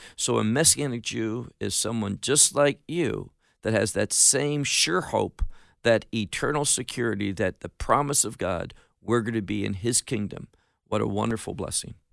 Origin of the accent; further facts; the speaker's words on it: Chicago, Illinois, United States; moved away as an adult; also born or lived in Atlanta, Georgia / Miami, Florida; now in Israel; I grew up in America, was born in, uh, the Atlanta area, grew up in Chicago, got married, moved to Miami